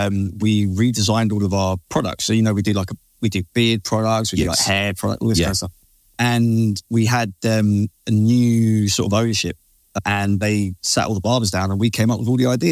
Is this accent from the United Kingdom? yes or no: yes; United Kingdom; we're British, man.